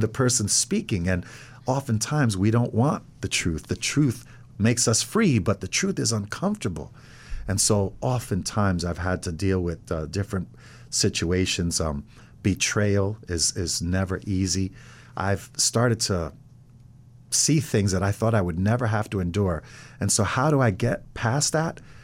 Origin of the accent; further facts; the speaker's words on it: Ossining, New York, United States; moved away as an adult; now in Middletown, United States; was pretty much raised in Ossining. I went through the whole school system